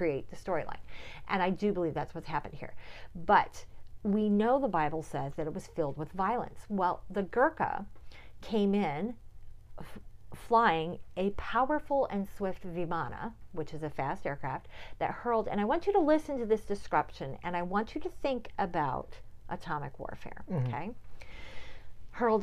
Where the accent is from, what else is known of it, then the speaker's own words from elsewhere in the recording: United States; as an American